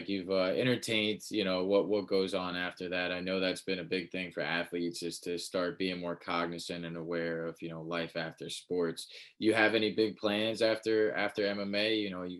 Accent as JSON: {"language": "English", "region": "New York", "country": "United States", "moved": "as an adult", "lives_now": "Charlotte, United States", "said": "I'm from New York"}